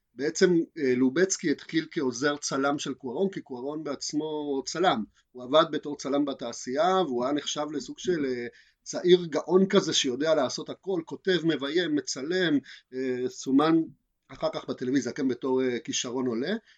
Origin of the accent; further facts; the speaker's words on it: Argentina; now in Israel; אני לא ממקסיקו אני מארגנטינה